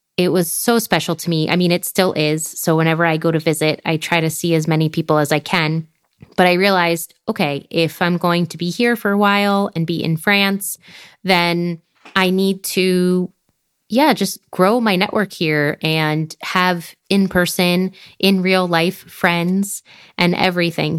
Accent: United States; moved away as an adult; being from the U S

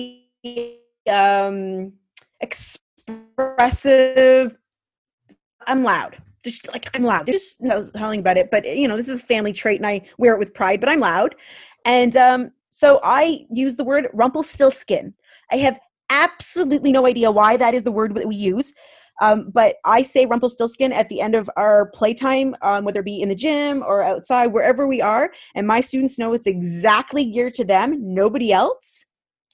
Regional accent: Canada; being Canadian teachers

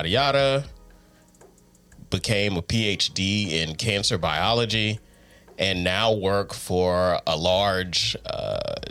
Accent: Columbus, Georgia, United States; moved away; I am originally from Columbus, Georgia, which is the second largest city in Georgia

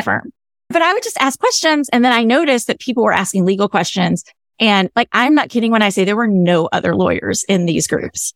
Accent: the South, United States; I'm a Southerner.

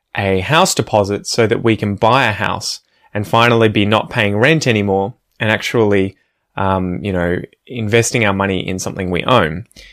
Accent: Ocean Grove, Victoria, Australia; where I grew up in Ocean Grove

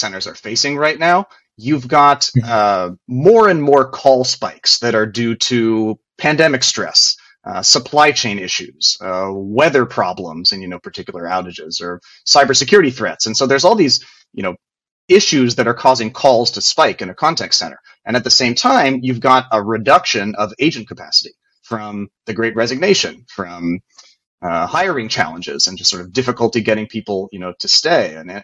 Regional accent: West Virginia, United States; I'm from West Virginia

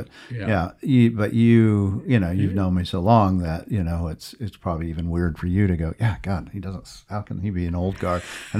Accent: New Mexico, United States; I'm from New Mexico, so there's something there. Clearly, I still feel as if I'm a New Mexican, regardless, and that will never change, I guess.

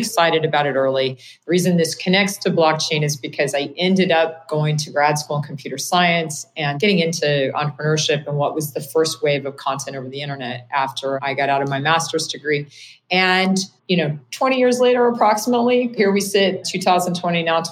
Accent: Kansas, United States; moved away as an adult; now in Bay Area, United States; I started an internet service provider in my hometown in Kansas

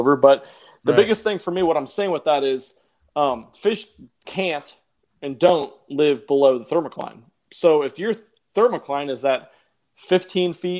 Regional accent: Nebraska, United States; moved away as an adult; I grew up and lived in Nebraska my whole childhood, besides the last year and a half

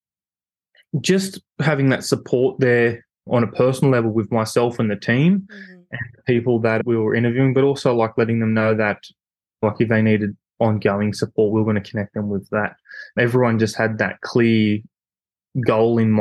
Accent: Newcastle, New South Wales, Australia; we're both from Newcastle

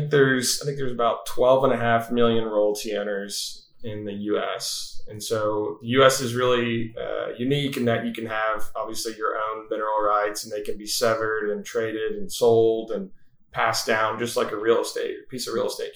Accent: Wichita Falls, Texas, United States; also born or lived in Fort Worth, Texas; I was born and raised in Wichita Falls, Texas

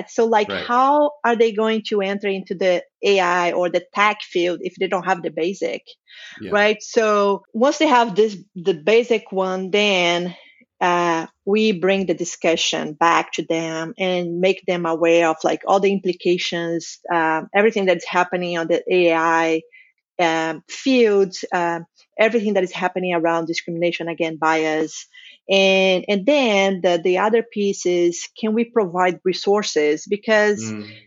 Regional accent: Brazil; I'm from Brazil.

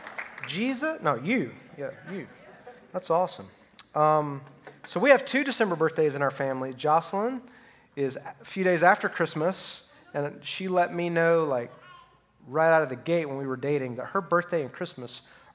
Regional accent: Alabama, United States; So just to let you know where I'm from Alabama

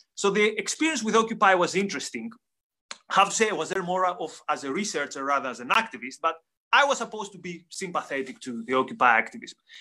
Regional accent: Greece; I come from Greece

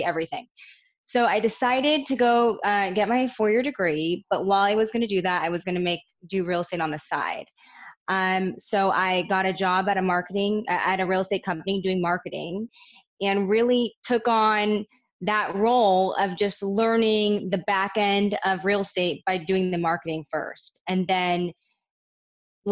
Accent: Orange County, California, United States; I'm born and raised in Orange County.

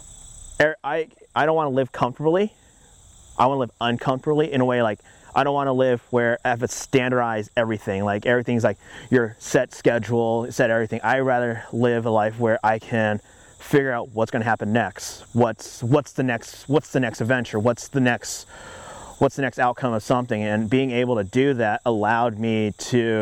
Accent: Orange County, California, United States; I am born and raised in Orange County, California

